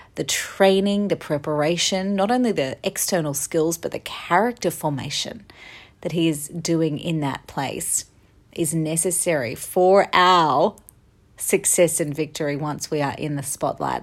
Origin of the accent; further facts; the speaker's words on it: Australia; moved away as an adult; I am back in my home country of Australia, the land down under